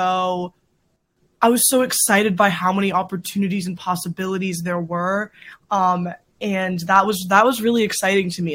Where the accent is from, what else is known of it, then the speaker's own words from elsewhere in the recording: Wilmington, North Carolina, United States; moved away as an adult; now in Boston, United States; I am originally from North Carolina, southeastern North Carolina. I grew up in a beach town.